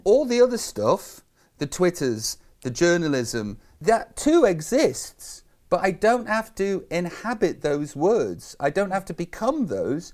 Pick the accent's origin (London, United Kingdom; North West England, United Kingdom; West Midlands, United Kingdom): West Midlands, United Kingdom; Stoke-on-Trent; I'm just from Tunstall in Stoke on Trent